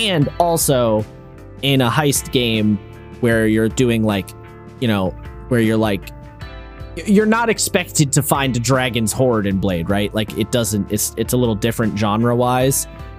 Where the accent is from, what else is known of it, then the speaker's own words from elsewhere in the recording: United States; As an American